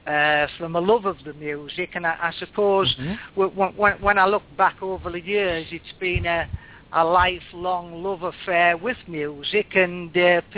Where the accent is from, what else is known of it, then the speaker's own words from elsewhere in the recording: England, United Kingdom; I'm English, as people can tell. I'm based in the UK, and I've lived in the UK all my life.